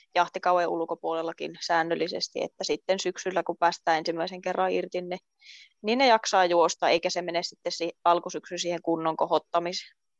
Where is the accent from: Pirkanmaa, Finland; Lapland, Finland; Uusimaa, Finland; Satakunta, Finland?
Lapland, Finland; Rovaniemi; moved away as an adult; also born or lived in Luusua, Kemijärvi; now in Kemijärvi, Finland; pian 23-vuotias ja kotoisin on Rovaniemeltä